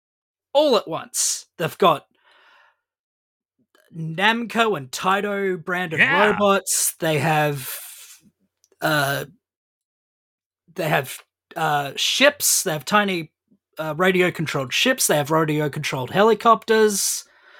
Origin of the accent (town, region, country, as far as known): Australia